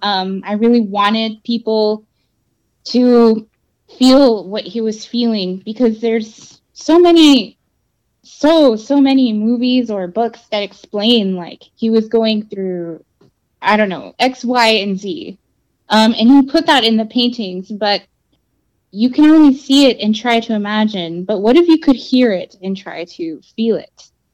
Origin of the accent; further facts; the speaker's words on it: Brownsville, Texas, United States; also born or lived in South Padre Island; I grew up on the border. I grew up in Brownsville and on South Padre Island